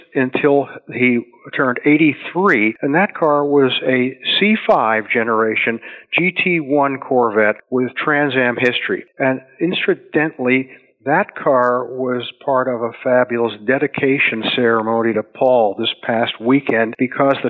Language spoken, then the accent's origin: English; Pittsburgh, Pennsylvania, United States; I grew up in Pittsburgh